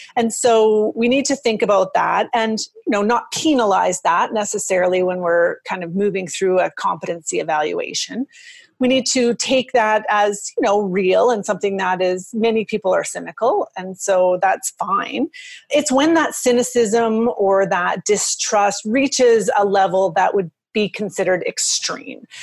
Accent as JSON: {"language": "English", "country": "Canada", "also_born_or_lived": "Edmonton, Alberta", "said": "I'm from Canada."}